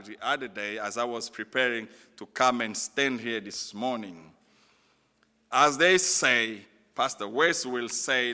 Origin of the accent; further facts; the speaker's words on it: DR Congo